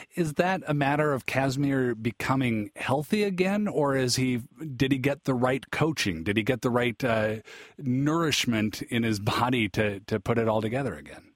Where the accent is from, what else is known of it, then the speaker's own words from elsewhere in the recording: Seattle, Washington, United States; I'm from Seattle